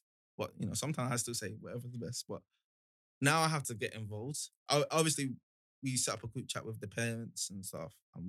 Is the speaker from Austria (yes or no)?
no; Nigeria; I'm Nigerian.